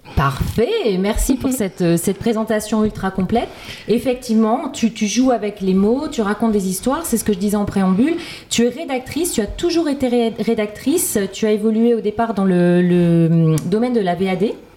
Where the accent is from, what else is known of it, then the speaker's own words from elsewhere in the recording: Lille, Hauts-de-France, France; Je suis lilloise